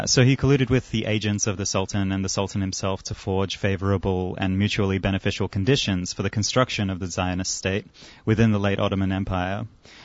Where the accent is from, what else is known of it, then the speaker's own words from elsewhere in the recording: Armenia; also born or lived in Europe; now in Australia; I myself am Armenian. I am an immigrant from Armenia. I am also an anarchist communist, and I've been organizing here and in Europe and in Armenia for the past 6 or 7 years.